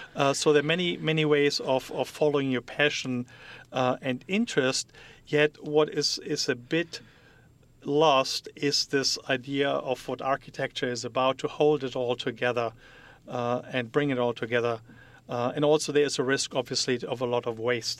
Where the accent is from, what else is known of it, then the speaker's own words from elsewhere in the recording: Germany; English is a second language; moved away as an adult; now in United States; I'm from Germany. I am um, born there, raised there, grew up there, was educated